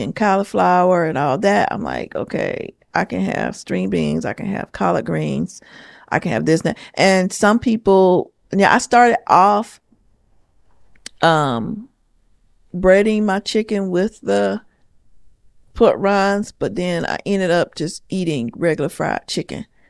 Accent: the South, United States; I'm from the South. I grew up on soul

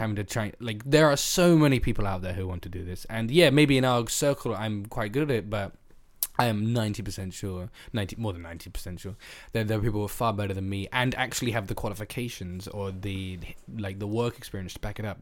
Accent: England, United Kingdom; my experience as an English guy is biased

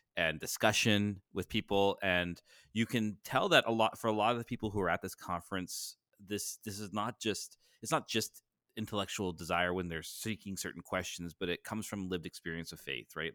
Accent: Canada; up here in Canada

